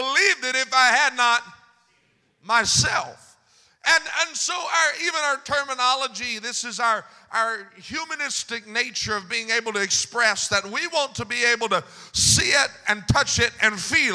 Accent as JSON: {"language": "English", "region": "Mississippi", "country": "United States", "tie": "born or raised there", "moved": "yes", "lives_now": "California, United States", "said": "my home state in Mississippi"}